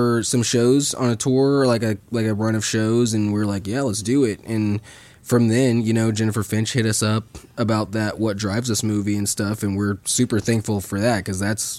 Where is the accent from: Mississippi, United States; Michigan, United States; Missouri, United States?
Missouri, United States; St. Joseph; Well, what's crazy is we're homeschooled from St. Joseph, Missouri.